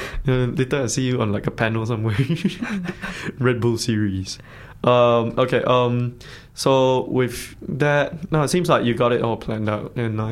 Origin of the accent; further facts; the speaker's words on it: Malaysia; accent: Malaysian; now in Dunedin, New Zealand; my Malaysian accent